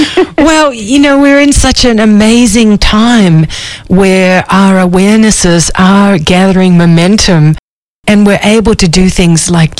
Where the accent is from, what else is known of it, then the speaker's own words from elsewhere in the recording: Australia; I'm from Australia.